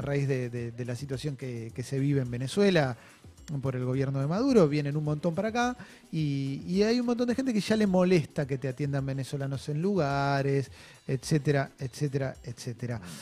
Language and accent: Spanish; Argentina; como argentino